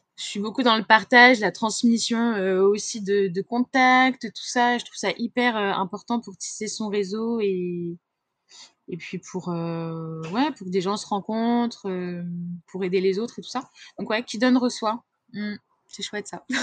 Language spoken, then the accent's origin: French; Confolens, Nouvelle-Aquitaine, France; je suis née à Confolens, en Charente